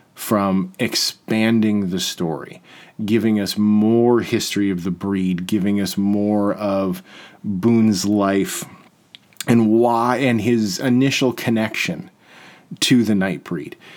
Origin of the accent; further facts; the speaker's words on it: Peterborough, Ontario, Canada; also born or lived in Toronto; now in Peterborough, Canada; I'm from Peterborough